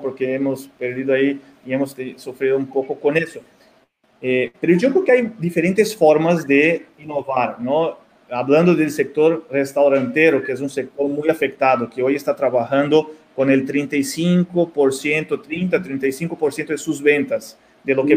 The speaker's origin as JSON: {"language": "Spanish", "country": "Mexico", "also_born_or_lived": "Brazil", "said": "nosotros como mexicanos aquí"}